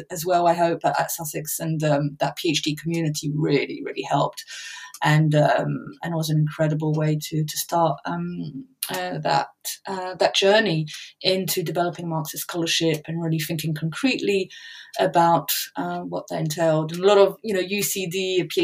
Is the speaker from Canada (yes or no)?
no; France; moved away; also born or lived in England; I grew up in France, was born in England, I'm bilingual, families on both sides of the channel.